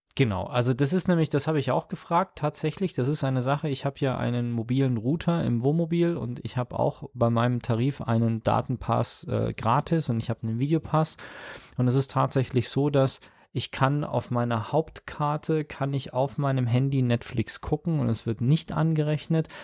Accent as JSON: {"language": "German", "town": "Munich", "region": "Bavaria", "country": "Germany", "tie": "born or raised there", "said": "als ich hier aufgewachsen bin in Perlach"}